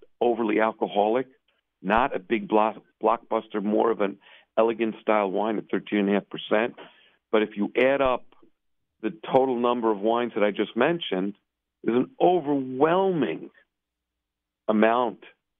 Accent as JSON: {"language": "English", "town": "New York City", "region": "New York", "country": "United States", "said": "When I tell people, like, I'm from Williamsburg, they go, you don't look Hasidish."}